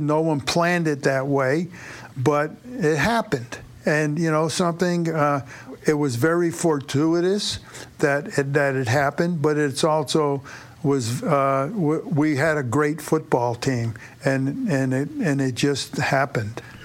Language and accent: English; Springfield, Massachusetts, United States; I grew up in Springfield, Mass